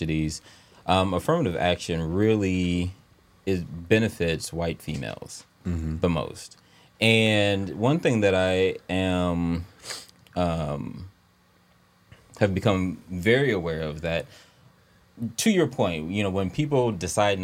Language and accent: English; Savannah, Georgia, United States; moved away; I came from Savannah.